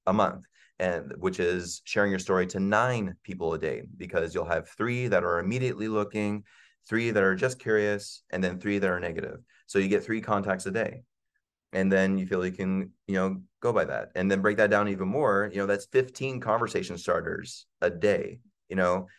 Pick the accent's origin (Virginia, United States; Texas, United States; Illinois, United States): Virginia, United States; moved away; I grew up in Virginia